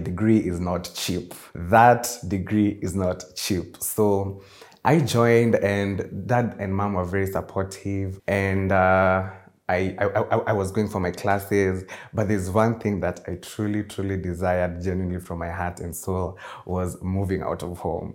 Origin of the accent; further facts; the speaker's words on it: Nairobi, Kenya; I was also born and raised in Nairobi, Kenya, but my roots are in somewhere in Murang'a